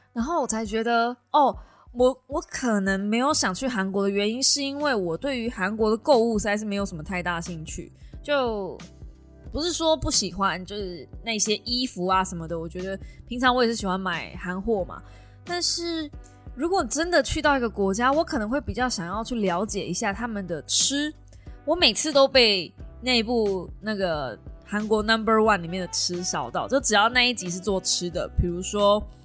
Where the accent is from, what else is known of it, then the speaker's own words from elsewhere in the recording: Kaohsiung, Taiwan; 就身为高雄人